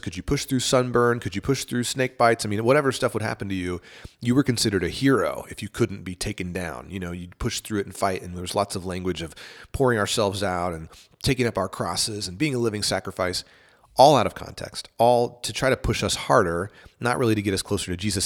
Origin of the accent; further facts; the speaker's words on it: East Texas, United States; I grew up in East Texas